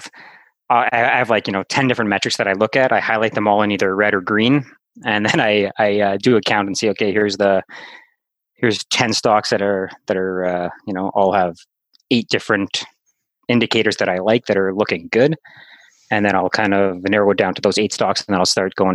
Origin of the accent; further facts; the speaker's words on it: Winnipeg, Manitoba, Canada; I'm from Winnipeg